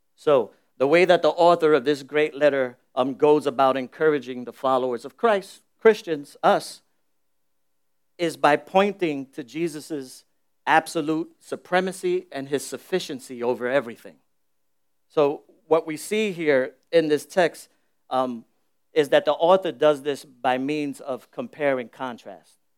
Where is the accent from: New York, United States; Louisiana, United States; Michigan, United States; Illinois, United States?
New York, United States; New York City; I'm born and raised in the Bronx. I, I was born in the South Bronx